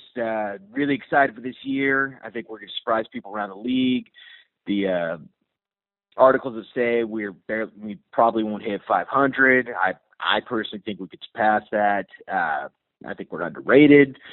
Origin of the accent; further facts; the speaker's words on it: Orange County, California, United States; I'm from Orange County